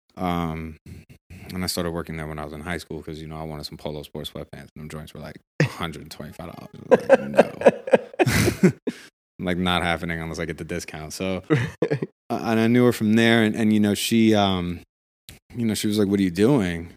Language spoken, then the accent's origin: English; Washington, District of Columbia, United States; born or raised there; moved away as an adult; also born or lived in Brooklyn, New York / New York City; now in Los Angeles, United States